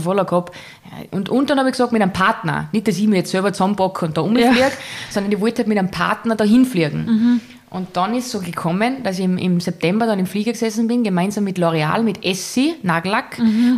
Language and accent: German; Salzburg, Austria; man hört, ich bin aus Salzburg, aus dem wunderschönen Salzburger Land